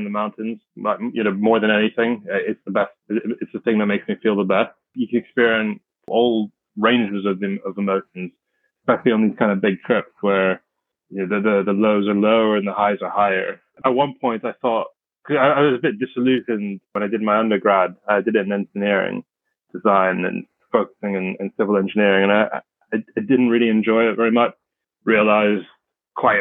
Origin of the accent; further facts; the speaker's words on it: London, United Kingdom; also born or lived in Bristol; I grew up in London, born and raised in London.